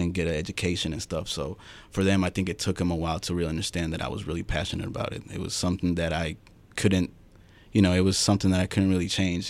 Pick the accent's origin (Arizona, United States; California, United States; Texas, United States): Arizona, United States; Phoenix; I was born in Phoenix